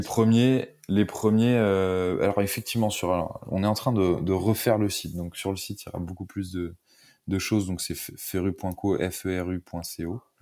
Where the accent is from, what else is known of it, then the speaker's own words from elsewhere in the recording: the West, western France, France; also born or lived in Paris; Je viens de l'Ouest, au départ.